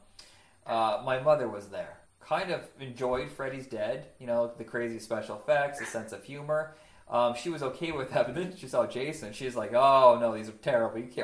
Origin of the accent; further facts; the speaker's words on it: Huntington, Indiana, United States; moved away; grew up in Indiana